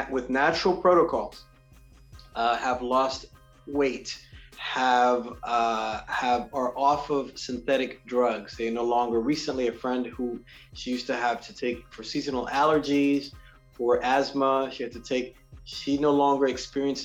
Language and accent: English; New York City, New York, United States; I'm originally born and raised in New York City